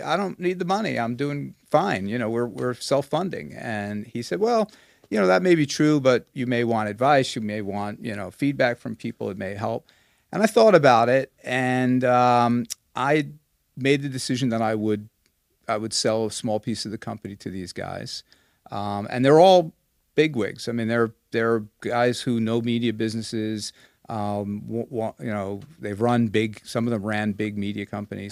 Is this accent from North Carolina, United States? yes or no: no; Long Island, New York, United States; moved away as an adult; also born or lived in Hong Kong; I grew up on Long Island in New York